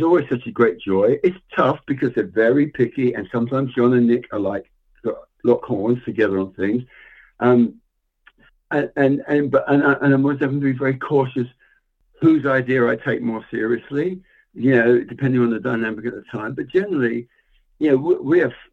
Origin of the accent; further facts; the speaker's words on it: England, United Kingdom; I grew up in England